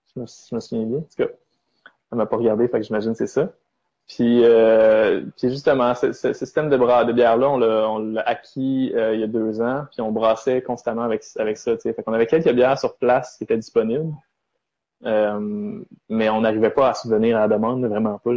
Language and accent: French; Sherbrooke, Quebec, Canada; moved away as an adult; also born or lived in Charlevoix; now in Montreal, Canada; je suis né à Sherbrooke, j'ai grandi à Sherbrooke